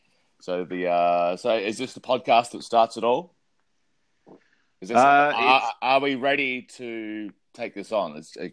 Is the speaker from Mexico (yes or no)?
no; South Australia, Australia; I grew up in South Australia. I was born on a sheep farm. Well, not, for 3 years. I lived on a sheep farm.